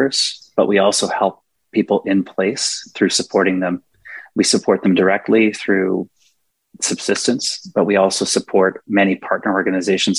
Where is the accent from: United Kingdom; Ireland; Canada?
Canada; I was born in Canada